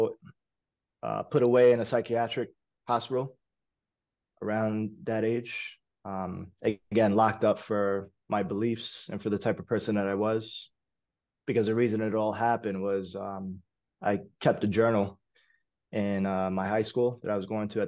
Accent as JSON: {"language": "English", "town": "New York City", "region": "New York", "country": "United States", "tie": "born or raised there", "said": "I was born and raised in East Harlem. Lived there my whole entire life"}